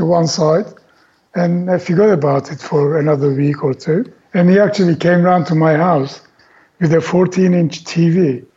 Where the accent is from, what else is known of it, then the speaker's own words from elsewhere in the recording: Turkey; English is a second language; moved away as an adult; having come from Turkey, you know, English wasn't my native language and I was still learning it